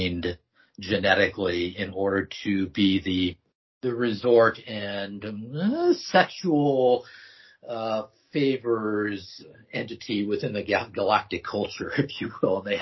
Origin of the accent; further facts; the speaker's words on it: the Northwest, Pacific Northwest, United States; also born or lived in Ashland, Oregon; I grew up here in the Northwest